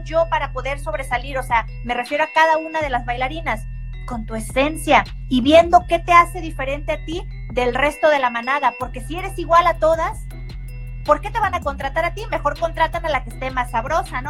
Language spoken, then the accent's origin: Spanish; Manzanillo, Colima, Mexico; now in Guadalajara, Mexico; soy de Manzanillo, Colima.